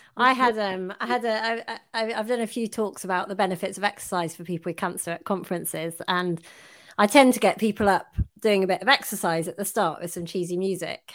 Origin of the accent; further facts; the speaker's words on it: United Kingdom; we're British